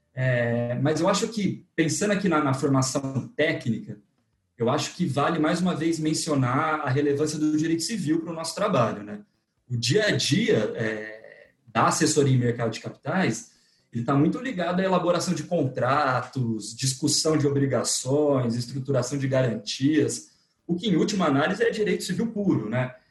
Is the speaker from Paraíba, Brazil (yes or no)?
no; interior of São Paulo, Brazil; moved away as an adult; now in São Paulo, Brazil; Eu sou do interior de São Paulo, mudei para cá para fazer faculdade